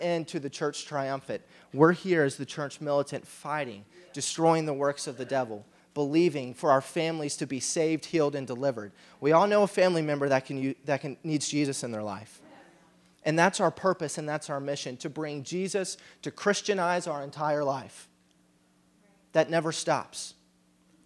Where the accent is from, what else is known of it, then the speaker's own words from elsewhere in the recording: Kentucky, United States; we're from America, we're from Kentucky.